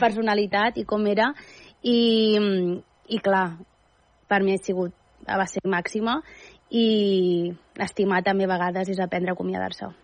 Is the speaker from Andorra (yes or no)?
yes; Andorra; moved away; also born or lived in Catalonia; jo pràcticament a Andorra m'hi vaig criar